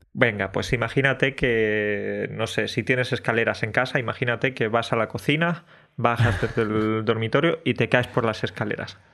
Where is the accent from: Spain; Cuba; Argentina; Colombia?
Spain; southern Spain; los del sur, los andaluces, extremeños y tal, los del sur viven menos o vivimos menos que los del norte